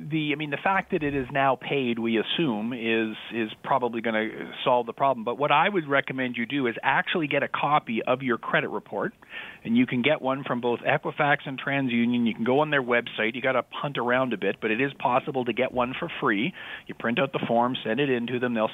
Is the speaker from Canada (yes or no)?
yes; Canada; Even though I'm Canadian